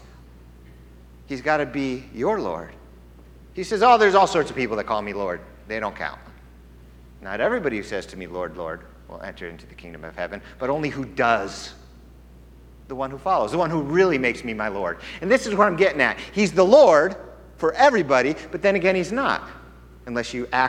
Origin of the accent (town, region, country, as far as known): United States